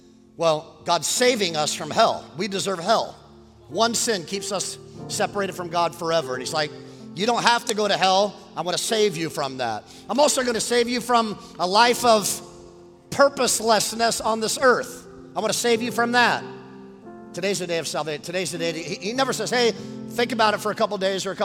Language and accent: English; Westlake Village, California, United States; also born or lived in Oxnard, California; I was raised in Westlake Village